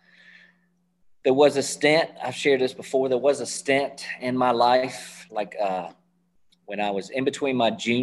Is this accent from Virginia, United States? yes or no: yes; Hampton, Virginia, United States; I grew up in Hampton, Virginia. Is where I grew up